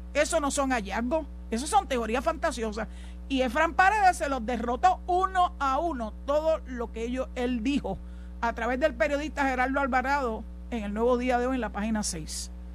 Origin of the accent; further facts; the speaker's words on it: San Juan, Puerto Rico; yo soy nacida y criada en San Juan, en Santurce, para ser más específica, cangrejera hasta la muerte